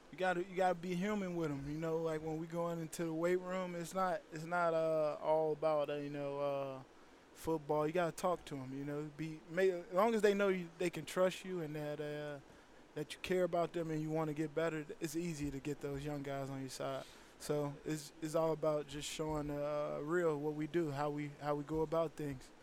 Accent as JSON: {"language": "English", "town": "Chicago", "region": "Illinois", "country": "United States", "moved": "yes", "said": "Chicago guy. I'm from Chicago"}